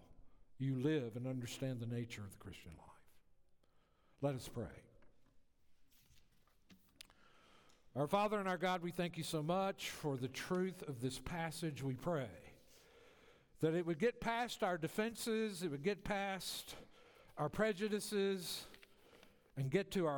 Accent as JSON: {"language": "English", "region": "the South", "country": "United States", "tie": "born or raised there", "said": "I grew up in the South"}